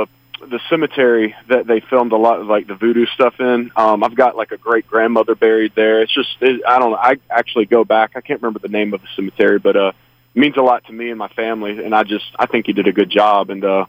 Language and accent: English; Georgia, United States; Mostly because I'm from Georgia and I got family all the way from Savannah.